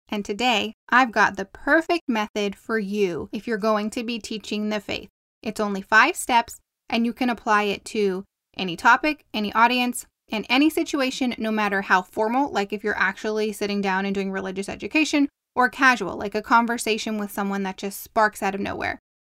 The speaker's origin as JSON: {"language": "English", "region": "Southern California", "country": "United States", "accent": "Southern California", "said": "I sound like I'm from Southern California"}